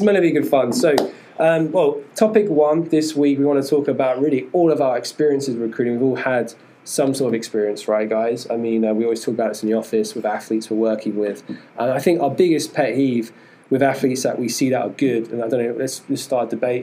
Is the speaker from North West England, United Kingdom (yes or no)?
no; London, United Kingdom; moved away; I am from London, England. That's why I've got a funny accent as well.